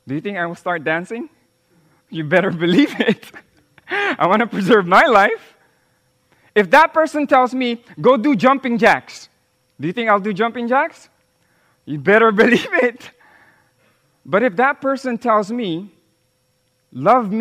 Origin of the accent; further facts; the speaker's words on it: Philippines; first language Tagalog; English is a second language; my original language, in my original tongue, which is Tagalog